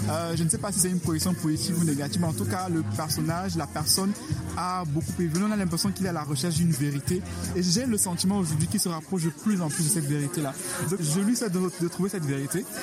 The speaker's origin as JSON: {"language": "French", "country": "Cameroon", "said": "en tant que Camerounais, que je comprenais tout"}